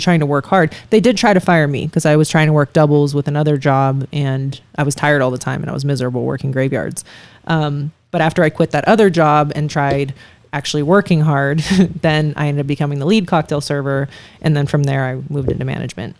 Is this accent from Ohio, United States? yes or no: yes; Youngstown, Ohio, United States; moved away as an adult; now in Las Vegas, United States; I do want my kids to grow up there. I think it'd be great for them to go to the same high school that I did